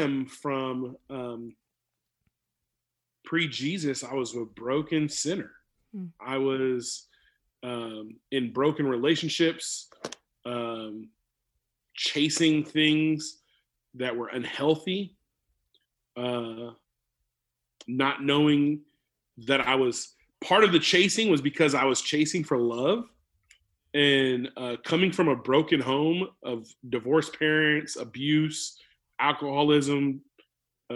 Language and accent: English; California, United States; moved away as an adult; also born or lived in Chelan, Washington; now in Tri-Cities, United States; being a California kid growing up in California